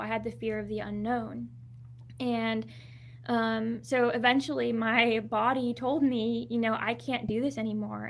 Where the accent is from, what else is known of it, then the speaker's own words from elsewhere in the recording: Southern California, United States; also born or lived in Anaheim, California; I was born in Anaheim